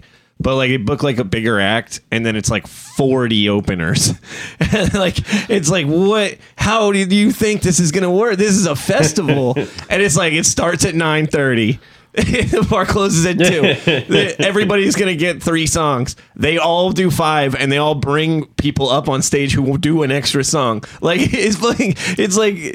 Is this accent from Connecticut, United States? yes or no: no; New Jersey, United States; I'm from New Jersey